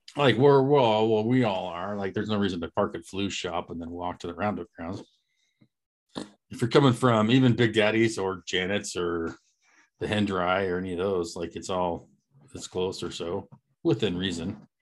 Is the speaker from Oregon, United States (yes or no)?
yes; Eastern Oregon, United States; moved away; We are four friends from Eastern Oregon who've traveled the world and wound up scattered across the U.S.